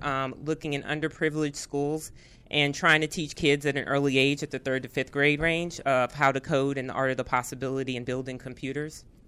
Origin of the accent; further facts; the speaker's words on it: Arlington, Virginia, United States; I'm from Arlington, Virginia